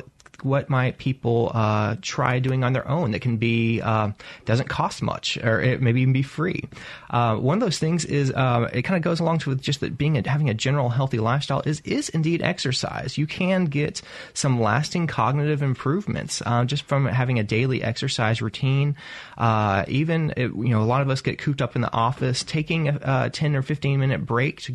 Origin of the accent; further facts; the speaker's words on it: Arkansas, United States; now in Mississippi, United States; I'm originally from the South. I'm from Arkansas, but I've spent time other places